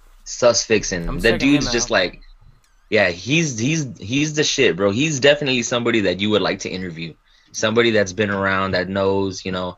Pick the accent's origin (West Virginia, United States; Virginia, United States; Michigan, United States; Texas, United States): Texas, United States; I'm from Texas.